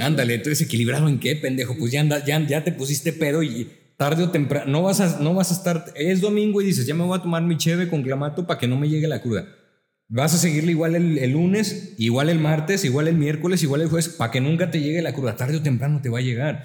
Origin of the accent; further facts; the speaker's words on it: La Laguna, Mexico; nosotros somos de aquí de La Laguna